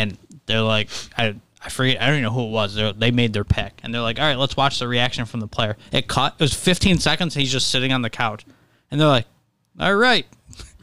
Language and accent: English; New York, United States; we grew up here in New York